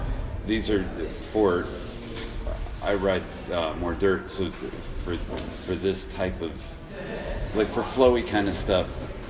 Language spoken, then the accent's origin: English; Connecticut, United States; I'm from Connecticut, so I'm 8 hours from here.